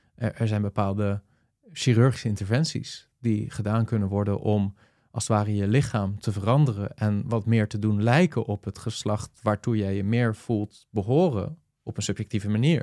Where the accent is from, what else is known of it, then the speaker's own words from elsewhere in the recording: Netherlands; als Nederlanders